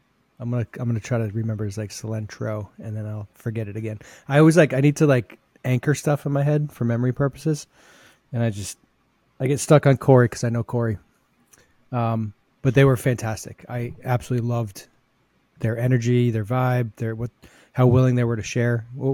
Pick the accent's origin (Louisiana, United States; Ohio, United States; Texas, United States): Texas, United States; I went to the Texas High School Convention this past weekend, which was here in my hometown